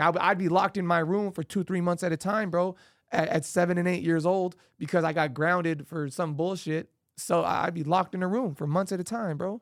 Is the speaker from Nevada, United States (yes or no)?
yes; Las Vegas, Nevada, United States; I grew up on Penwood and Arville